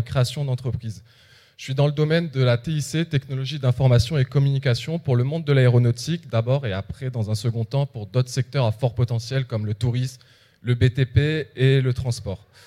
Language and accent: French; Réunion; moved away as an adult; also born or lived in metropolitan France; now in France; je viens de l'île de la Réunion. Ça fait 4 ans que je suis en métropole